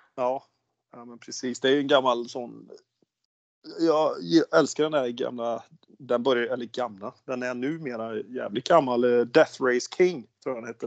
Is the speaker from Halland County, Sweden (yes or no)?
no; Värmland, Sweden; accent: Värmlandsnorsk västgöte; moved away as an adult; also born or lived in Oslo, Norway; now in Ulricehamn, Sweden; born and bred värmlänning, östvärmlänning med eh, anor från väst, Torsby, så jag är riktigt rotad i Värmland.